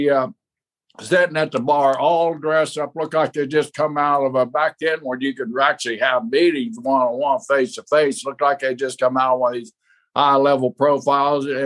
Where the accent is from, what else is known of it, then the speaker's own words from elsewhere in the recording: outside Tulsa, Oklahoma, United States; I grew up right outside of Tulsa, you know, just 50 miles away from Tulsa. I mean, it's my home state.